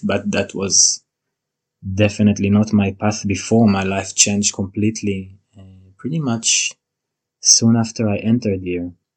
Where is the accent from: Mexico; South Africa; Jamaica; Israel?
Israel; moved away as an adult; now in New Zealand; I was born and raised in Israel